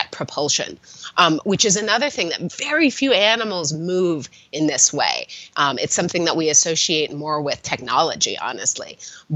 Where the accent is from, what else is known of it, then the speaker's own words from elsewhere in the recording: Southern California, United States; I grew up in California, in Southern California